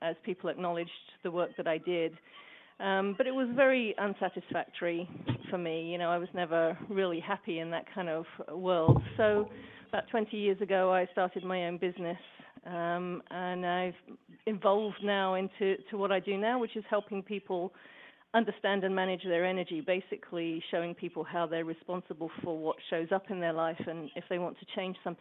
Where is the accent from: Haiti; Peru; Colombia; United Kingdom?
United Kingdom; England; now in Portland, United States; I live in Portland, Oregon now, but I'm originally from England.